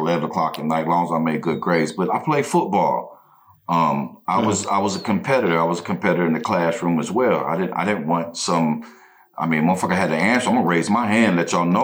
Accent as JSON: {"language": "English", "area": "near Putnamville", "region": "Indiana", "country": "United States", "tie": "born or raised there", "said": "It's in Putnamville, and it's close to my hometown"}